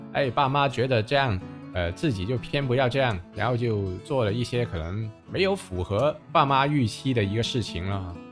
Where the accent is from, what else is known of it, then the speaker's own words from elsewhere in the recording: Guangzhou, Guangdong, China; 我们广州话